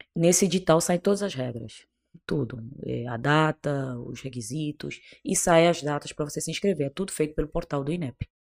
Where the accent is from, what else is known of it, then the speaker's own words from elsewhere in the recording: Cape Verde; accent: Portuguese from Portugal; moved away as an adult; also born or lived in Bolivia; now in Brazil; Eu na realidade eu sou cabo-verdiana, sou de um país bem pequenininho